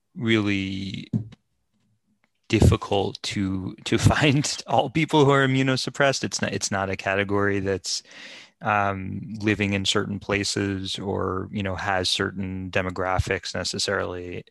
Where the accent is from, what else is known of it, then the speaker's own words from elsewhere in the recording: United States; as an American